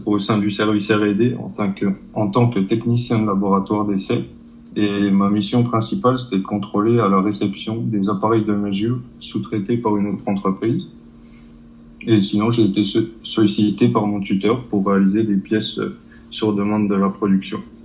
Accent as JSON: {"language": "French", "area": "Territoire de Belfort", "region": "Bourgogne-Franche-Comté", "country": "France", "said": "je viens du territoire de Belfort."}